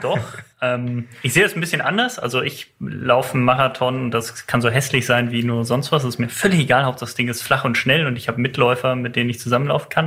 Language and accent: German; Germany; moved away; in meiner ursprünglichen Heimat, ich komme aus der Eifel